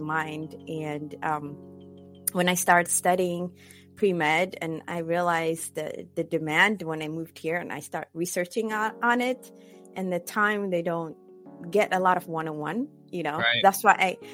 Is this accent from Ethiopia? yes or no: yes; Ethiopia; moved away as an adult; also born or lived in Cyprus / Indianapolis / California; now in Bay Area, California, United States; I was born and raised in Ethiopia. Finished high school there and I moved several places.